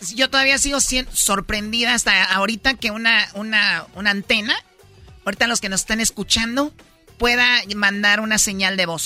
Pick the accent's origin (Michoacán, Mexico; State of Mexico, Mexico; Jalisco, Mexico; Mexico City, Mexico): Jalisco, Mexico; Tepatitlán; yo cuando era niña en Tepatitlán tuve una clase de taekwondo